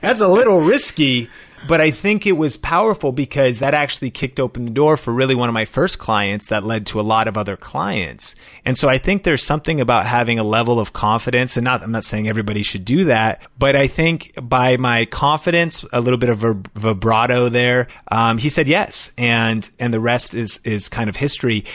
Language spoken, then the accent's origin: English; Seattle, Washington, United States; now in Las Vegas, United States; I'm from Seattle. My wife and I are both from Seattle, the origin of Starbucks